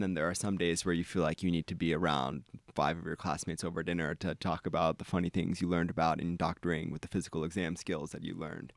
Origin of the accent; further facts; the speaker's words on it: East Coast, United States; moved away as an adult; now in Ann Arbor, United States; I grew up on the East Coast